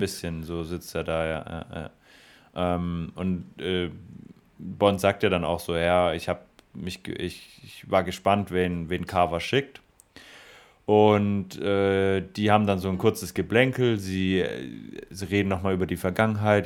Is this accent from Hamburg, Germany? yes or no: no; Stuttgart, Baden-Württemberg, Germany; als Stuttgarter muss ich